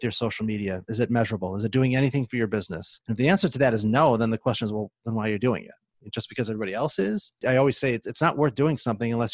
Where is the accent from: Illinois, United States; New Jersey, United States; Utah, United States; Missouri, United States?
Illinois, United States; Chicago; moved away as an adult; now in Seattle, United States; I'm originally from the Chicagoland area, suburbs